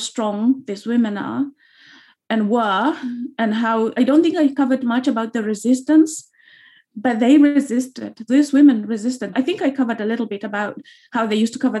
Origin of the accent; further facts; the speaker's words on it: Kenya; moved away as an adult; now in London, United Kingdom; growing up in Kenya, a lot of people in Kenya, we don't know our history.